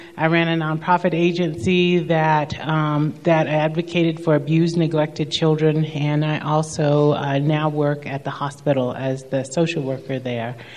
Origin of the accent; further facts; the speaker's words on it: southeast Kentucky, United States; now in Keystone, United States; from a tiny little town just in the southeast part of Kentucky